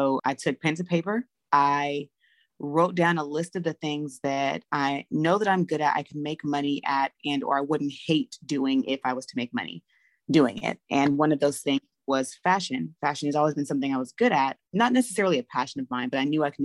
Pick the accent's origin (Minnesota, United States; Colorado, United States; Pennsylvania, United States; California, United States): California, United States; Los Angeles; moved away as an adult; now in Atlanta, United States; I'm originally from Los Angeles, California. I'm an LA baby